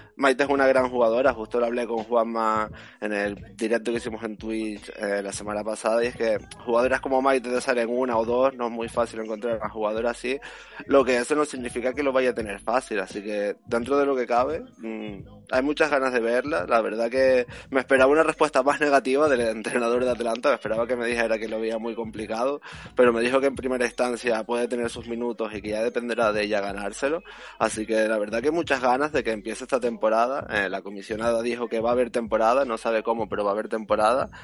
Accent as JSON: {"language": "Spanish", "region": "Canary Islands", "country": "Spain", "said": "yo que soy canario"}